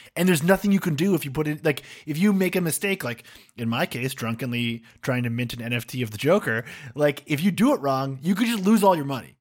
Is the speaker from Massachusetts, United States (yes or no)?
yes; Massachusetts, United States; I'm a guy from Massachusetts with a beard